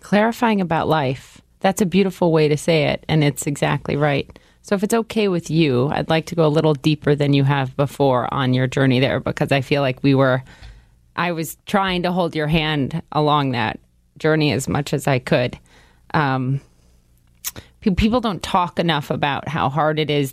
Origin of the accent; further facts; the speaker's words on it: Minnesota, United States; now in New York City, United States; growing up in the Midwest